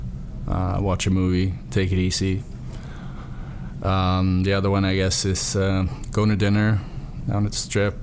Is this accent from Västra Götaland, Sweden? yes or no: no; Stockholm, Stockholm County, Sweden; born or raised there; moved away